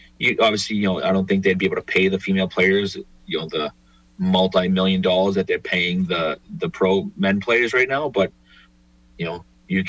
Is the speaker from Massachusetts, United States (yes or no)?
yes; Boston, Massachusetts, United States; a couple girls that I grew up with in Dorchester